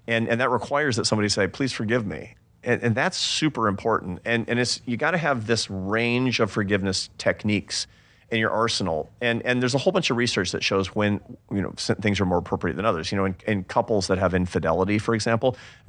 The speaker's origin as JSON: {"language": "English", "town": "Seattle", "region": "Washington", "country": "United States", "said": "I'm from Seattle. We don't do that."}